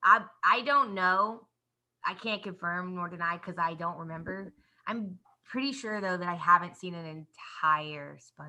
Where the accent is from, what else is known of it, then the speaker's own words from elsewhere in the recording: Kansas City, Missouri, United States; and I grew up in Kansas City. So like ice and winter weather is like pretty typical stuff that like I just grew up with.